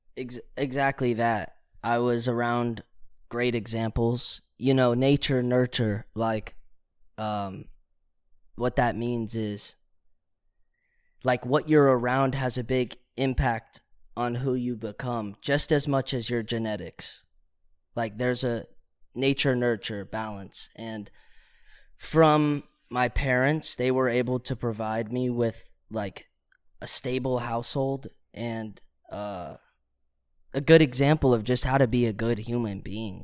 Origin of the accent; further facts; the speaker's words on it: Virginia, United States; moved away as an adult; also born or lived in Oklahoma / Charlottesville; now in Los Angeles, United States; I grew up in Virginia, but I was born in Oklahoma